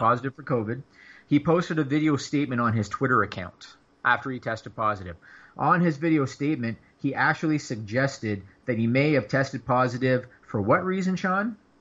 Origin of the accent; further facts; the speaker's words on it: Canada; I'm Canadian